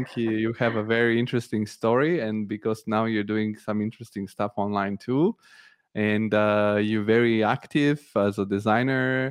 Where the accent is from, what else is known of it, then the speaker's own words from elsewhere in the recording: Italy; moved away as an adult; now in Germany; I also grew up in Italy, studied in Italy, and never worked there